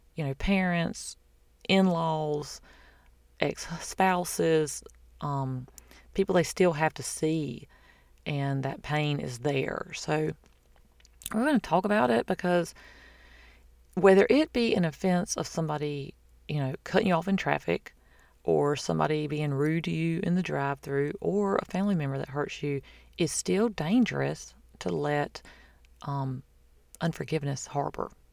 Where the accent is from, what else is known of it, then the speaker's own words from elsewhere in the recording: the South, United States; I'm from the South.